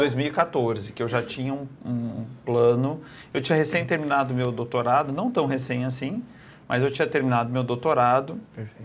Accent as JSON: {"language": "Portuguese", "town": "Curitiba", "region": "Paraná", "country": "Brazil", "tie": "born or raised there", "moved": "as an adult", "lives_now": "Barretos, Brazil", "said": "toda a infância passei lá"}